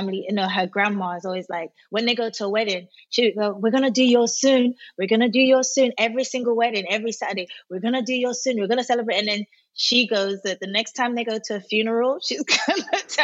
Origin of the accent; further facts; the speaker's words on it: London, United Kingdom; also born or lived in Nigeria; I was born in Nigeria, but I did my secondary school at my university in London. So I spent most of my growing up or formative years in London.